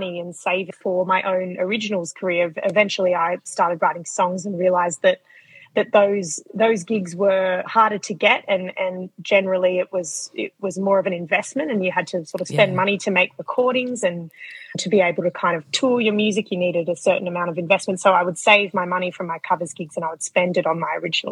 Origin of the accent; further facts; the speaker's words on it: Hawkesbury, New South Wales, Australia; I come from Western Sydney. So I grew up in a town called the Hawkesbury